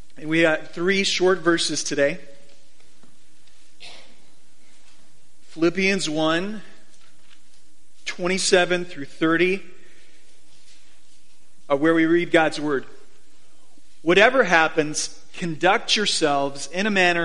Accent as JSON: {"language": "English", "town": "Phoenix", "region": "Arizona", "country": "United States", "tie": "born or raised there", "moved": "yes", "lives_now": "Boise, United States", "said": "I grew up in Phoenix"}